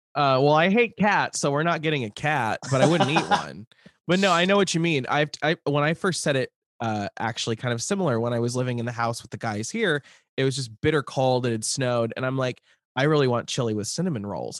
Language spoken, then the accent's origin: English; Lincoln, Nebraska, United States; moved away; growing up in Lincoln